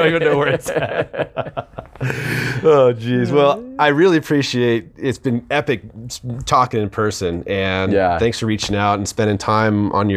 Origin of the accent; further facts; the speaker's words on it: Santa Cruz, California, United States; I'm from Santa Cruz.